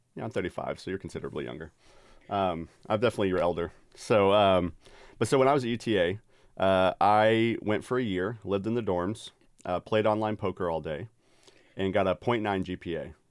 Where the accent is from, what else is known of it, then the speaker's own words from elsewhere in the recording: Dallas-Fort Worth, Texas, United States; now in Cedarville, Ohio, United States; the suburb I grew up in, in D F